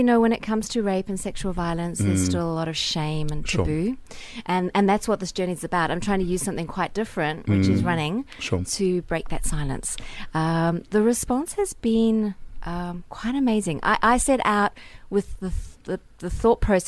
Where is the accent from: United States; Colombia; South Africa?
South Africa; also born or lived in Paris, France; I grew up here in South Africa